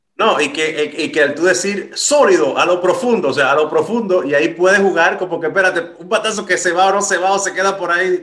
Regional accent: Santo Domingo, Distrito Nacional, Dominican Republic; soy de República Dominicana

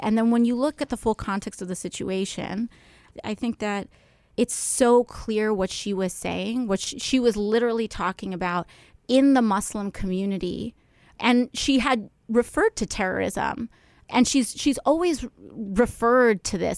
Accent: New York City, New York, United States; being a New Yorker

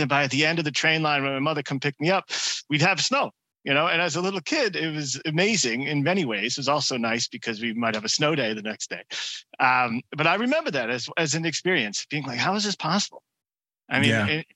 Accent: New York area, United States; growing up in the New York area

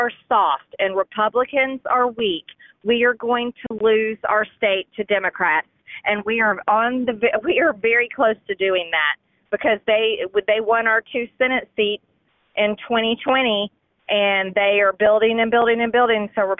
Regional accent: Georgia, United States; my home state of Georgia

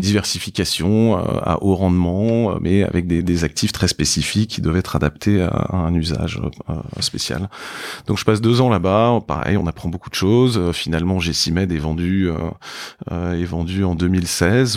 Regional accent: Paris, Île-de-France, France; j'ai grandi euh, donc à Paris

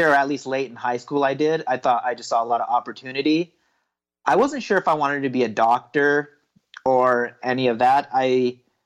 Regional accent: Sparks, Nevada, United States; moved away as an adult; also born or lived in India; I grew up in Sparks, right outside of Reno.

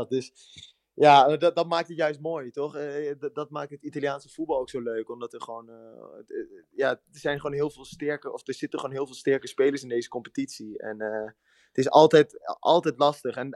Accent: Netherlands; moved away as an adult; Nou, ik ben nu ongeveer, wat is het, bijna negen jaar ben ik uit Nederland. voetbal ik in het buitenland dus.

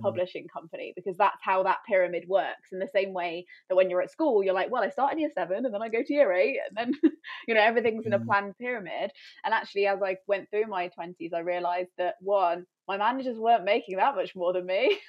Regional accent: Coventry, West Midlands, United Kingdom; moved away as an adult; also born or lived in London; I ended up moving back to near my hometown

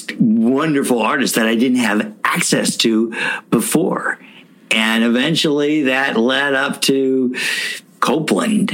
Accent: Louisville, Kentucky, United States; my hometown of Louisville, Kentucky

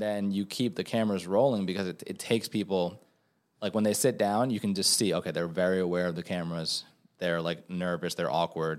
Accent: New York, United States; also born or lived in Venezuela; now in Los Angeles, United States; as a New Yorker

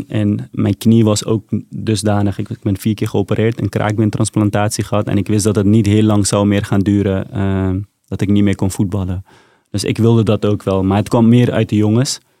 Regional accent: Afghanistan; now in Netherlands; En ik zei meteen, ik kom uit Afghanistan. Maar waar uit Afghanistan? Ik zei, dat is niet belangrijk. Ik kom uit Afghanistan.

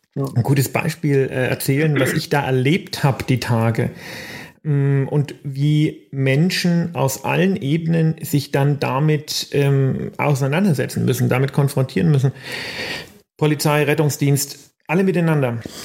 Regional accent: Germany; bei uns in Deutschland

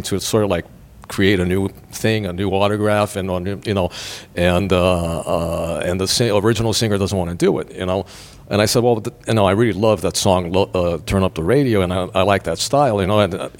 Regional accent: Brazil; moved away as an adult; now in Los Angeles, United States; I was born in Brazil and raised there

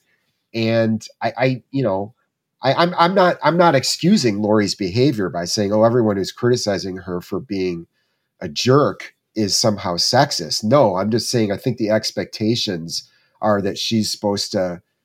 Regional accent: Southwest Michigan, United States; moved away; in Southwest Michigan, not far from my hometown

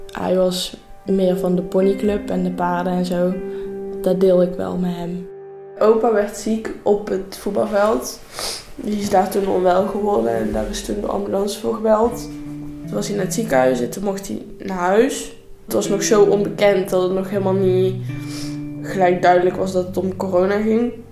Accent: North Brabant, Netherlands; ik ben 16 eh, jaar en ik kom uit Brabant en ik zit nu in 5 VWO op, eh, in Veghel.

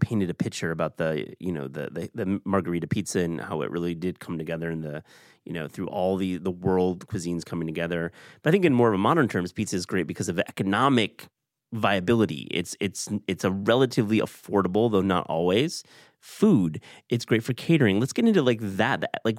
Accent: West Michigan, United States; I'm from West Michigan

